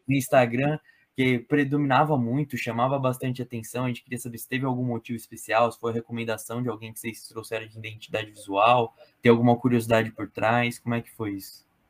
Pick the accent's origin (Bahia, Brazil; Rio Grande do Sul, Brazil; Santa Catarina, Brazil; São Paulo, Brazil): São Paulo, Brazil; Eu sou de São Paulo